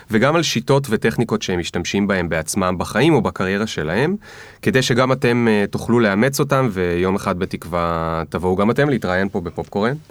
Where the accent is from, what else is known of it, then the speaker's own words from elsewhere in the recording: Bat Yam, Tel Aviv District, Israel; גדלתי בבת ים.